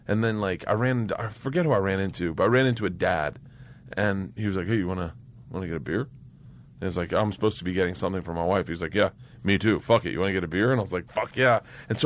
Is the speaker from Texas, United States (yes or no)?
no; Florida, United States; Growing up in Florida